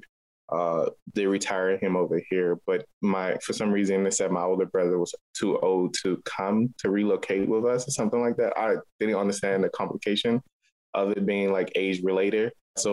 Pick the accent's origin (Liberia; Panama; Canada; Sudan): Liberia; Monrovia, Montserrado; now in Baltimore, United States; I was born in Liberia, West Africa. And I was born on Bushrod Island. So technically, I'm an island kid